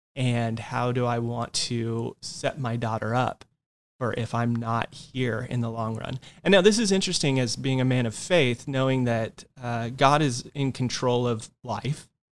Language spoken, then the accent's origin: English; Yucaipa, California, United States; also born or lived in Orange County, California; one of my hometown shops from where I grew up in Yucaipa, California